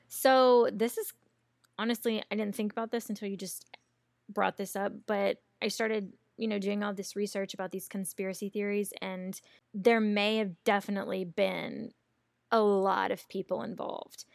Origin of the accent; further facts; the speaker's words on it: American South, Southern United States, United States; accent: Americanized Southern; my Americanized Southern accent